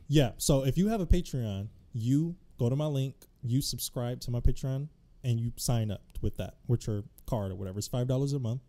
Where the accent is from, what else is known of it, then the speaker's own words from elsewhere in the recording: Detroit, Michigan, United States; also born or lived in Los Angeles, California; now in DMV area, United States; I'm originally from Detroit, Michigan. I lived in L A for a bit.